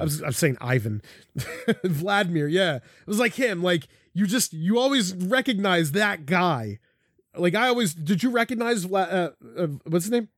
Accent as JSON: {"language": "English", "town": "Philadelphia", "region": "Pennsylvania", "country": "United States", "tie": "born or raised there", "said": "I grew up in South Philly"}